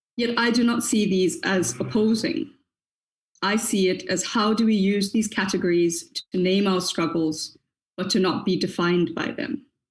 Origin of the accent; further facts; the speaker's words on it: South Africa; I am a South African Black woman and woman of color